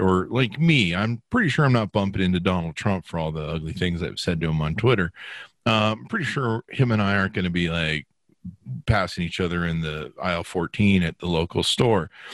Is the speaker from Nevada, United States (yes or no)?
yes; Las Vegas, Nevada, United States; I come from Vegas